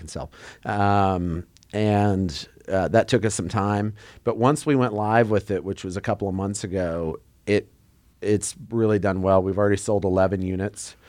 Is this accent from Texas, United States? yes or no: yes; Texas, United States; We're from Texas.